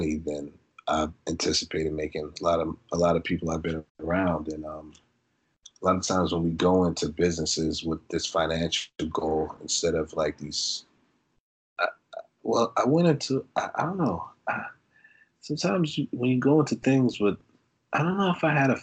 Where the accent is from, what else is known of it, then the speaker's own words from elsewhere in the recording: Brooklyn, New York, United States; moved away; also born or lived in Ohio / Florida / Arizona / Los Angeles; I'm from Brooklyn, but I grew up in Brooklyn. My mom is from Ohio, so I've been between New York and Ohio